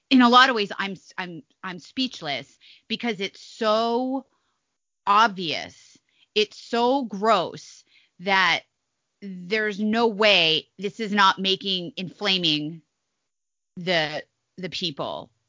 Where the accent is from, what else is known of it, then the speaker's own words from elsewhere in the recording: Midwest, United States; I'm a Midwesterner.